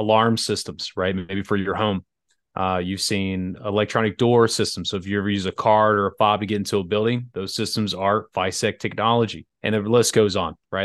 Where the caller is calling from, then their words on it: Atlanta, Georgia, United States; I'm calling in from Atlanta, Georgia, in the U S